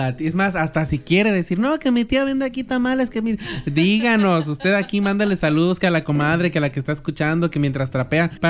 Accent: Mexico; nosotros como mexicanos

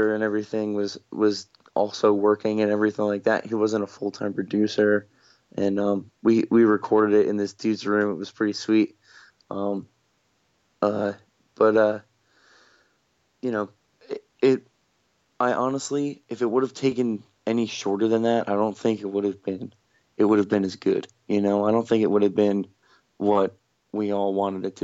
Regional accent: Toms River, New Jersey, United States; We're from Toms River

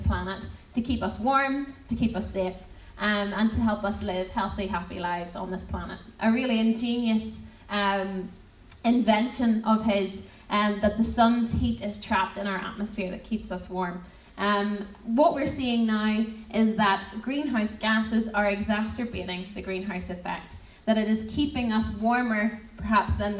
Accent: Portadown, Northern Ireland, United Kingdom; also born or lived in Lurgan / Guildford; I'm from Portadown for my sins, and now living in Guildford for my sins

